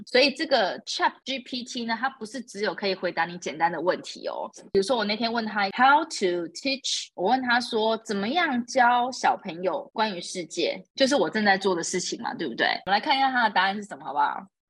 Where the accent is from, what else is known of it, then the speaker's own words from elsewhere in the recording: Taiwan; now in Dubai, United Arab Emirates; 可是如果是以我们台湾人的标准来说，这根本就只是一场雨而已。